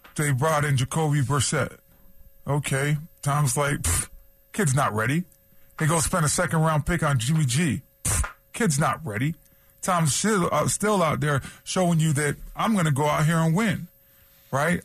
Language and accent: English; Toronto, Ontario, Canada; moved away; also born or lived in San Diego; as a kid, you know, growing up in Toronto